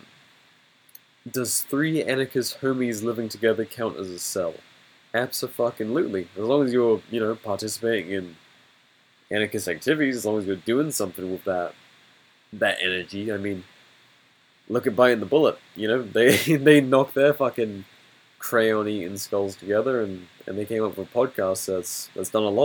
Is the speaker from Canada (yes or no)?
no; England, United Kingdom; growing up in England